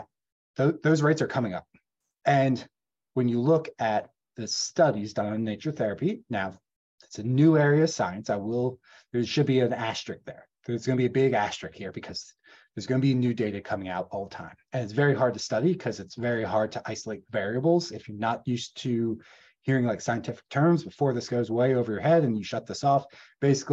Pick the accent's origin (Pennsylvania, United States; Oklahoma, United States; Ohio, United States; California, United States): Pennsylvania, United States; Gettysburg; I grew up in Gettysburg, Pennsylvania, rural Pennsylvania